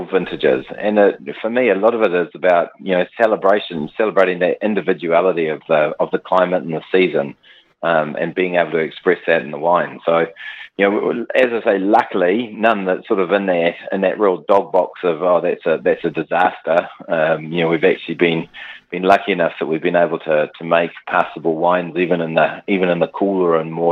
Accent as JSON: {"language": "English", "country": "New Zealand", "tie": "born or raised there", "also_born_or_lived": "South Africa / Central Otago", "said": "I was five when we came to New Zealand"}